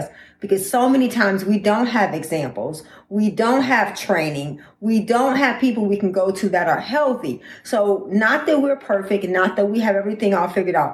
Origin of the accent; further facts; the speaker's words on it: Detroit, Michigan, United States; we're both from Detroit, Michigan